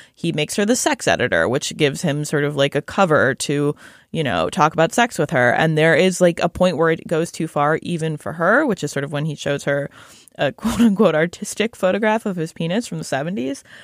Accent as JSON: {"language": "English", "town": "Shaker Heights", "region": "Ohio", "country": "United States", "tie": "born or raised there", "moved": "yes"}